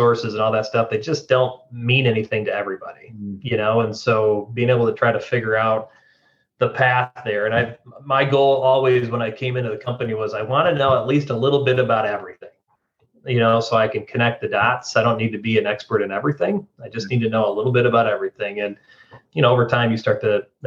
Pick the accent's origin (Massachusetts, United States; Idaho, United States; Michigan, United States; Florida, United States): Michigan, United States; West; moved away as an adult; my wife and I are thrilled to be home where we grew up here in West Michigan